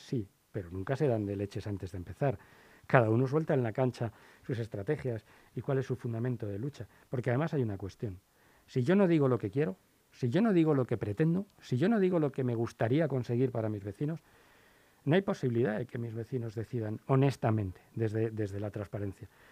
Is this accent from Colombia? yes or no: no; Spain; era español